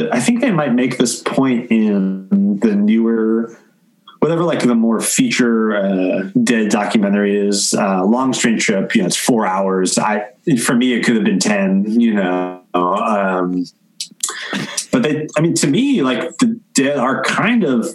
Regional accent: New Jersey, United States; growing up in New Jersey

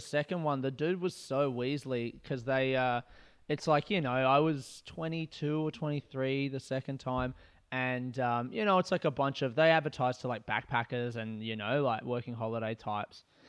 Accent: Adelaide, South Australia, Australia; moved away as an adult; also born or lived in Melbourne; I grew up in Adelaide, and I wanted to move to Melbourne

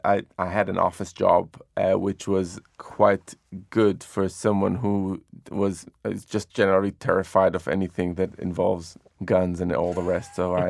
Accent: Jerusalem, Jerusalem District, Israel; So when I was growing up in Jerusalem, there was an incredible diversity of cuisines around.

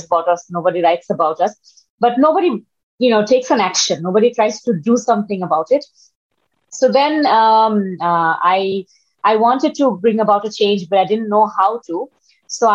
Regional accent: Dhaka, Dhaka Division, Bangladesh; I'm from Bangladesh. A little introduction about me. I grew up in Dhaka, which is the capital of Bangladesh

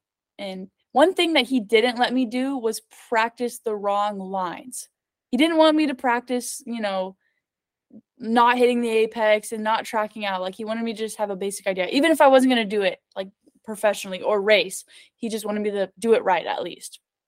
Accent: Los Angeles, California, United States; born there; And I was born in California. I was born in Los Angeles.

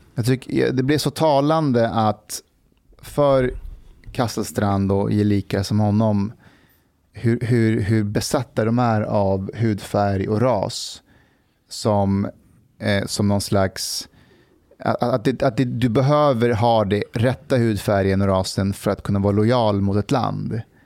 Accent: Kabul, Afghanistan; now in Sweden; vi är uppvuxna i Kabul, så både min mamma och pappa och när vi bodde där, vi var i Kabul.

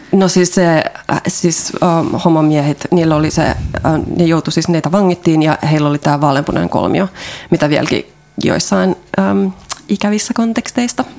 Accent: Finland; moved away as an adult; also born or lived in Ireland; now in Germany; mä oon Suomesta

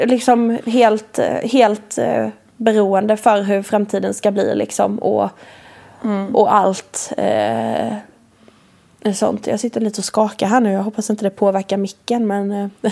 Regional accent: Värnamo, Jönköping County, Sweden; jag är uppvuxen i Värnamo från början, i ett radhus

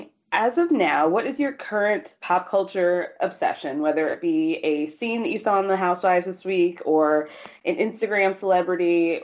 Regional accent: Georgia, United States; I'm from Georgia.

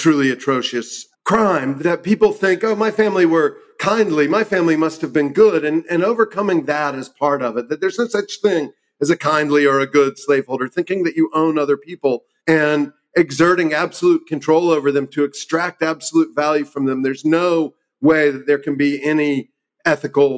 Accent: South Carolina, United States; moved away; my home state of South Carolina

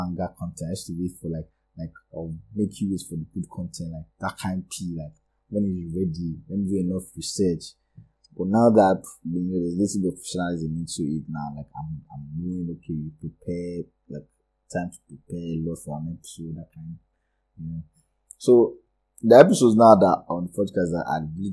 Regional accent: Lagos, Nigeria; I grew up in Lagos

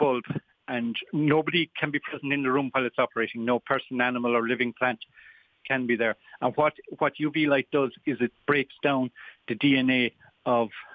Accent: Tralee, Munster, Ireland; moved away as an adult; also born or lived in Limerick / Shannon, County Clare; I'm a Kerryman by birth. I'm from Tralee originally.

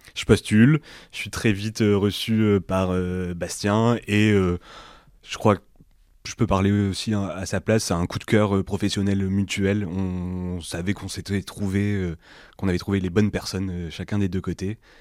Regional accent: Lomme, Hauts-de-France, France; je suis originaire de l'Homme

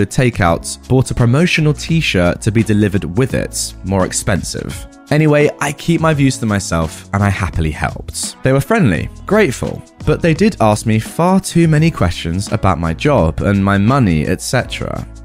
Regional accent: Germany; first language German; English is a second language; I am German with Arab roots, but was born and raised in Germany. My mother tongue is German, but I do speak Arabic enough to have a conversation.

